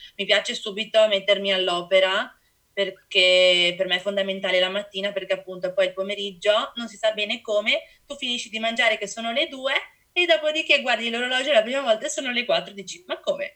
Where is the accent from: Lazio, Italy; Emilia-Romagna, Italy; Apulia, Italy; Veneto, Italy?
Veneto, Italy; Venice; sono dell'Ido di Venezia, una piccola isoletta, un cordone diciamo vicino a Venezia